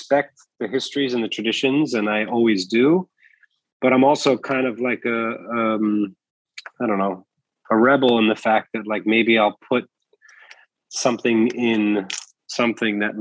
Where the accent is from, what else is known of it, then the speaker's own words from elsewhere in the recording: New York City, New York, United States; I'm also a New Yorker